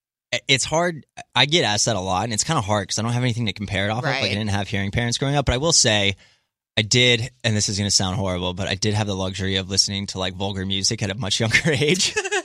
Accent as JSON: {"language": "English", "region": "East Coast", "country": "United States", "tie": "born or raised there", "also_born_or_lived": "San Jose", "said": "So I grew up on the East Coast, but I lived in San Jose for about 3.5 years."}